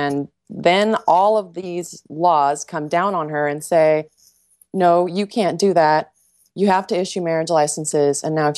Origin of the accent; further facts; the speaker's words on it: United Kingdom; Hey, I'm also British, too. I've got all the wars in my genes.